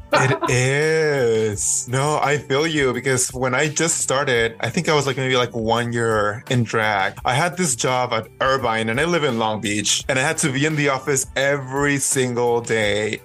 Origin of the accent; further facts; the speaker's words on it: Mexico; now in Los Angeles, United States; I grew up in Mexico